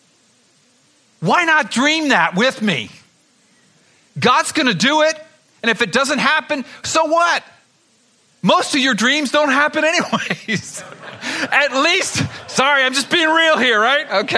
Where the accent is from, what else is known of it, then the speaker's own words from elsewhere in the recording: South Florida, United States; growing up in South Florida